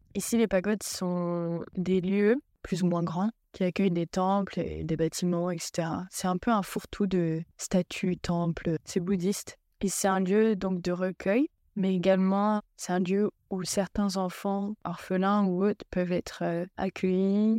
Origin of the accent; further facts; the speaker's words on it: France; moved away as an adult; now in Kampong Cham, Cambodia; chez nous en France